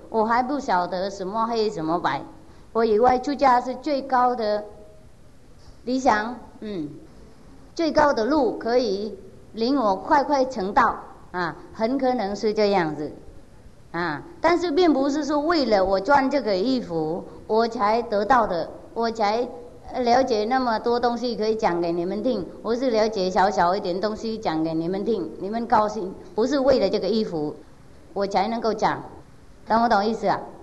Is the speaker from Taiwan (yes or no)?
no; Vietnam; 我不会感觉到我是越南人